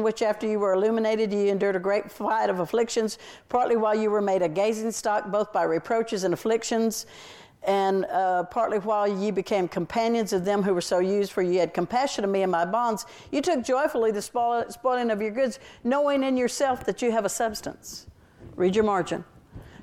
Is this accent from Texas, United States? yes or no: yes; Texas, United States; I'm a Texan